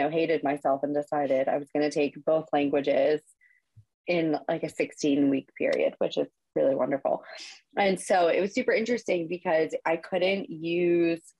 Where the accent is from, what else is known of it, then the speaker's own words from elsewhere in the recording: New Jersey, United States; also born or lived in the South; now in Southern United States; I grew up in New Jersey